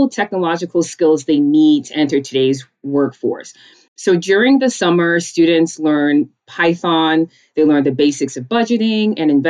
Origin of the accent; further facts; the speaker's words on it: New York City, New York, United States; also born or lived in Connecticut / Georgia; I grew up in a small town in Rosedale, Queens, which is on the border of Long Island and Queens